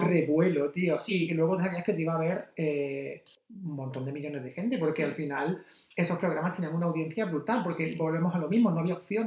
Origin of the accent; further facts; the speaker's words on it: Almería, Andalusia, Spain; yo soy de Almería